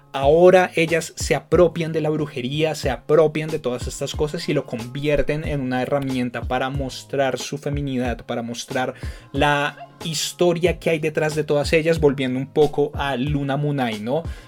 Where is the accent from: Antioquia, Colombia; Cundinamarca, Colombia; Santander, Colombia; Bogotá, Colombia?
Bogotá, Colombia; Bogotá como Rolo